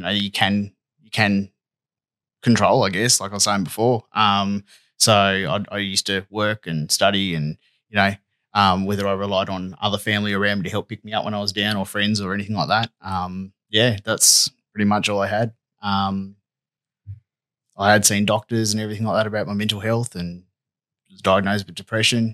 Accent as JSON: {"language": "English", "region": "northwest coast of Tasmania", "country": "Australia", "tie": "born or raised there", "said": "Lived in the northwest coast the last 30-something years. So since I was a young bloke, so I grew up here."}